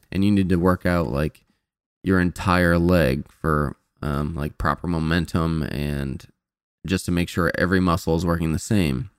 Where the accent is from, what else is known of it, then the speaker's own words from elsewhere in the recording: Indiana, United States; moved away; I'm from Indiana